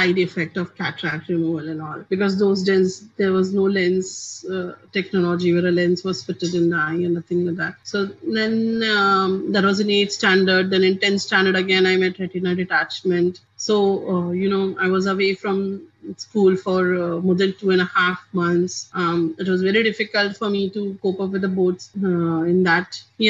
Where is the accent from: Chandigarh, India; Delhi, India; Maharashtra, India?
Maharashtra, India; Mumbai; I'm from Mumbai, India.